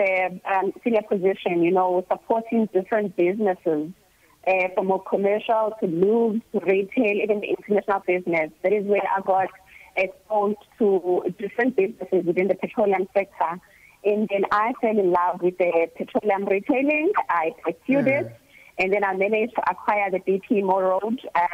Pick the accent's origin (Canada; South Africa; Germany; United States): South Africa; moved away; also born or lived in Durban / Eastern Cape; I'm a farm girl. I come from Moiriba in a farm called Imidresi.